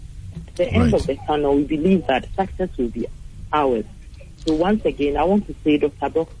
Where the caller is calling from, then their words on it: Fashiman, Ghana; I'm calling from Fashiman.